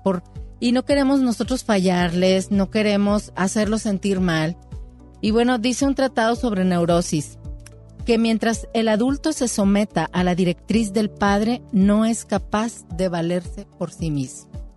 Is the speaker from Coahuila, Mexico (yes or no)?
yes; Monclova, Coahuila, Mexico; moved away; yo soy foránea, yo soy de Monclova